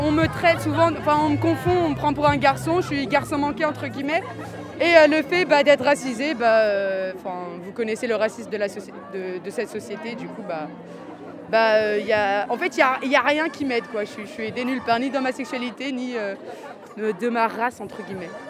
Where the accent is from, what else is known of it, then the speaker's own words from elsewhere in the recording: Rennes, Brittany, France; Moi, je suis pas de Paris. Euh, je viens de Rennes